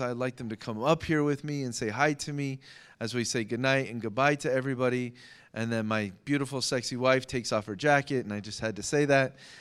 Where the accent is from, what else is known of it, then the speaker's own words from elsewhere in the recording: United States; as an American